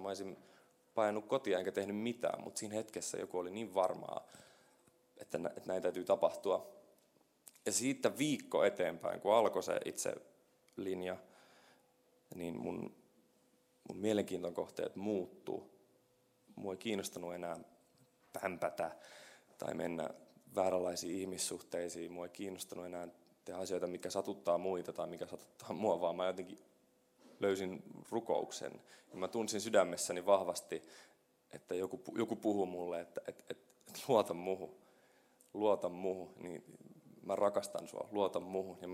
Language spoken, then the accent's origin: Finnish; Kokkola, Central Ostrobothnia, Finland; moved away as an adult; also born or lived in Helsinki; sinä päivänä, kun mä muutin pois Kokkolasta, mulla oli mun kitara ja reppu ja mä olin semmoinen reissumies ja mä lähdin, äiti jäi itkemään ja poika lähti Hel- suureen Helsinkiin